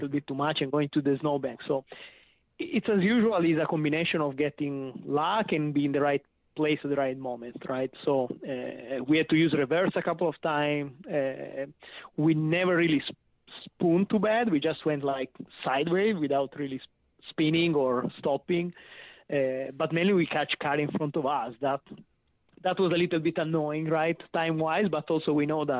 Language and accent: English; Chivasso, Piedmont, Italy; English is a second language; moved away as an adult; now in United States; I came from Turin, and actually my city is Chivasso, that is the city where the Lancia was. So I grew up here in the Lancia Delta testing